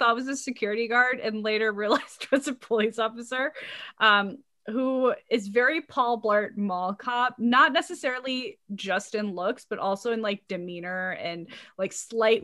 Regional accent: Dallas, Texas, United States; I grew up in West Dallas

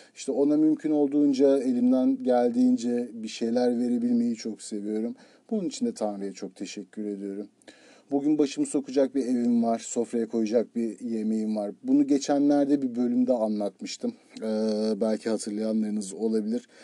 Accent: Turkey; moved away as an adult; also born or lived in Izmir / Istanbul / United States; Türkiye'de doğduk, Türkiye'de yaşıyoruz

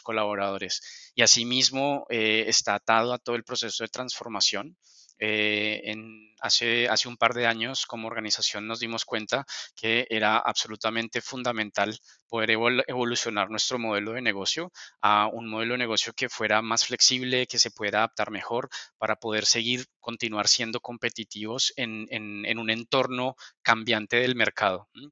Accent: Colombia; moved away as an adult; now in Spain; soy, soy de Colombia, llevo un par de años, ya hoy para dos años aquí en, España

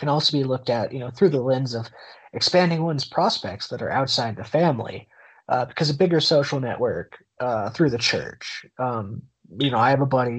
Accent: Oklahoma, United States; growing up in Oklahoma, like, Jesus is everywhere

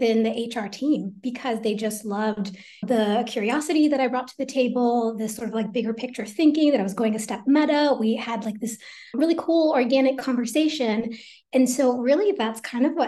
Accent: Teaneck, New Jersey, United States; I was born in Teaneck, New Jersey

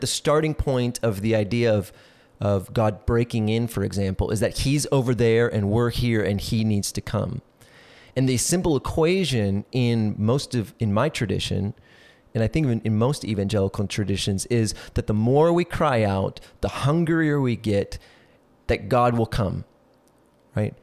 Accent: South Central Minnesota, United States; I grew up in South Central Minnesota

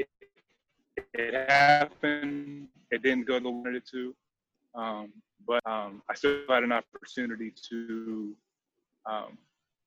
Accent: Rochester, Pennsylvania, United States; growing up in Pittsburgh

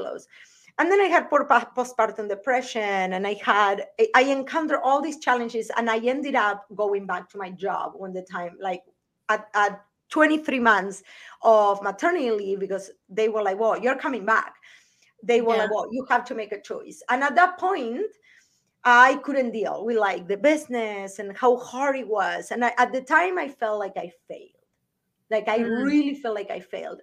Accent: Argentina; moved away as an adult; also born or lived in Las Vegas, United States; now in United States; I'm from Argentina originally, and I came to the US because I was a really good bartender

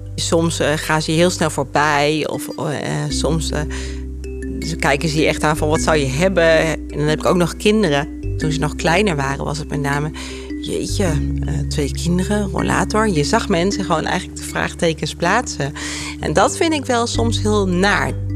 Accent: Apeldoorn, Gelderland, Netherlands; ik kom uit Apeldoorn. Ik ben hier ook echt geboren en getogen

